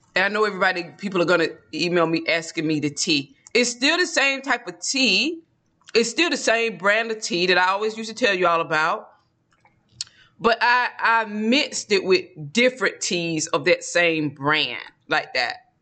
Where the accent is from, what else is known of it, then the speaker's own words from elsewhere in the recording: Georgia, United States; accent: Georgia dialect; we're from Georgia, so there's a dialect in Georgia that we naturally fall into